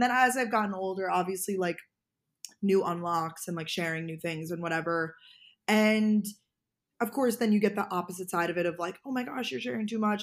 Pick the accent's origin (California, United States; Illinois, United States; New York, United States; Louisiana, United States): New York, United States; Long Island; also born or lived in Georgia / Boston; now in New York City, United States; I'm originally from Long Island, New York, born and raised